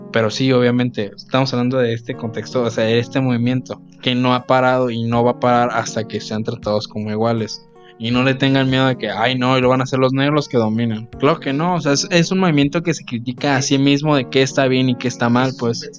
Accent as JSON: {"language": "Spanish", "country": "Mexico", "said": "como mexicanos"}